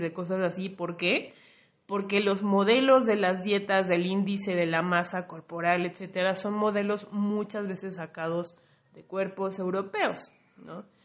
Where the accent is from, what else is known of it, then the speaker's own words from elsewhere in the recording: Mexico; yo como mexicana, mexicane más bien